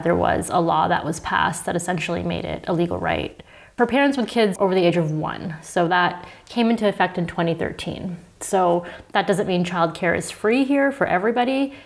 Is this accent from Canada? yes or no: yes; Toronto, Ontario, Canada; moved away as an adult; now in Berlin, Germany; in Toronto, where I'm from